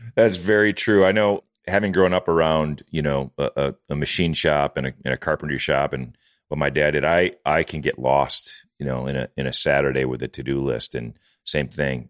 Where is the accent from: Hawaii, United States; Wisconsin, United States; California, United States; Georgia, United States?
Wisconsin, United States; moved away; I'm from Wisconsin